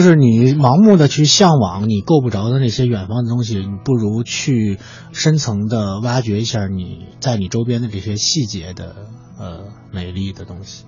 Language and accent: Chinese; Beijing, China; 我是北京人